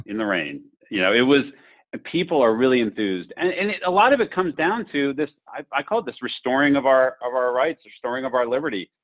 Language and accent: English; Berks and Lancaster County, South Central Pennsylvania, United States; as a son of Berks in Lancaster County, so, you know, the real breadbasket uh, of the state in, in South Central Pennsylvania